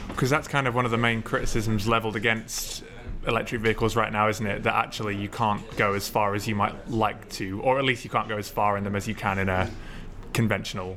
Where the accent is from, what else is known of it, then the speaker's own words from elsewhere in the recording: London, United Kingdom; I grew up in North London as well, in Barnet